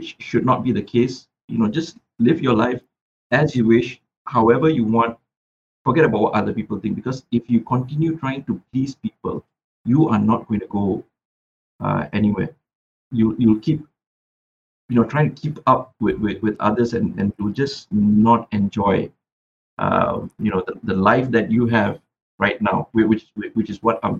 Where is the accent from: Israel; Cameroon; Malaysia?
Malaysia; Butterworth, Penang; moved away; I was in my hometown, Butterworth, for a long period of time